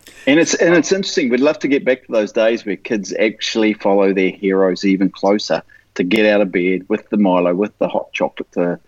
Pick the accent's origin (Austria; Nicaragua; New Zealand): New Zealand; Whanganui, Manawatū-Whanganui; I'm from Whanganui